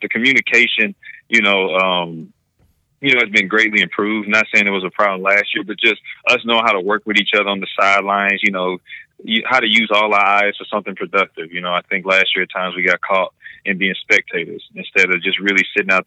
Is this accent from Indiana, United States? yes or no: no; Missouri, United States; my home state